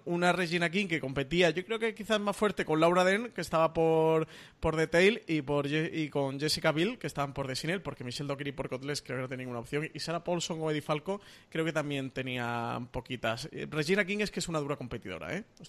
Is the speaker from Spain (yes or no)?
yes; Málaga, Andalusia, Spain; soy el malagueño